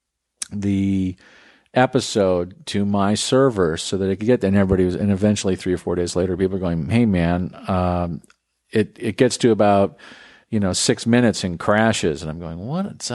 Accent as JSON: {"language": "English", "country": "United States", "moved": "yes", "lives_now": "Texas, United States", "said": "I'm not a Texan. I'm just some Yankee living in a different state. There's a lot of us out there who live, grew up one place and developed our values one place and now live another."}